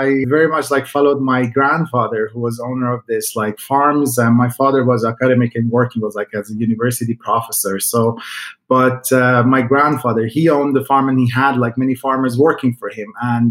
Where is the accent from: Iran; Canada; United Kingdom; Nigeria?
Iran; now in Sweden; I come from a landowner family. So basically, we had a lot of different farmlands on my father's side.